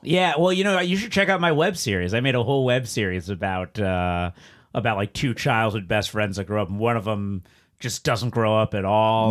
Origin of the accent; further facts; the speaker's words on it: South Florida, United States; moved away; I grew up in South Florida.